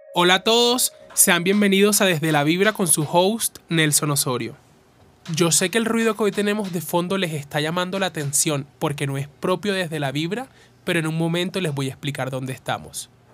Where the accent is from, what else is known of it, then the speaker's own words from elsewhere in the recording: Uribia, La Guajira, Colombia; Me hicieron una entrevista en una radio de donde soy, de Uribia.